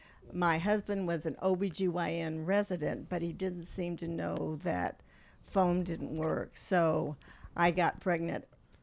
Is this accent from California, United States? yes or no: yes; suburb of Los Angeles, Southern California, United States; moved away; I'm from Southern California, from a suburb of LA.